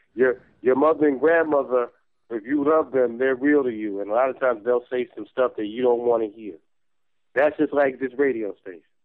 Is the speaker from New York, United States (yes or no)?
yes; New York, United States; I'm from New York